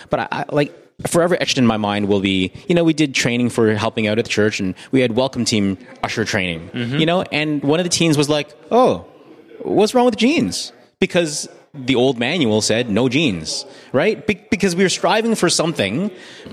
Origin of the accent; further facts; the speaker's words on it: Canada; as a Canadian